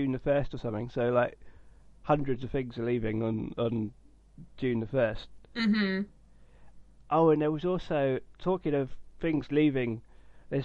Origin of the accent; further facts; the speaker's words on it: United Kingdom; as a British person.